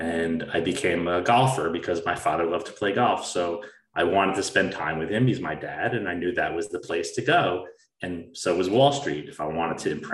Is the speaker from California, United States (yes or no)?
no; New Jersey, United States; I grew up in New Jersey, a suburb of New York City, to a very solid family